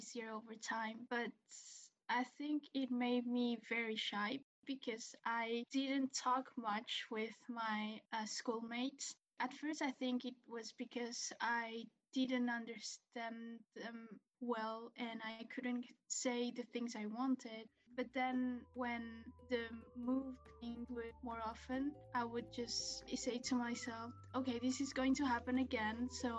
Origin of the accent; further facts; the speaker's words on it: Spain; also born or lived in Brussels, Belgium; I grew up in Spain and we lived in Brussels, Belgium for about 5 years.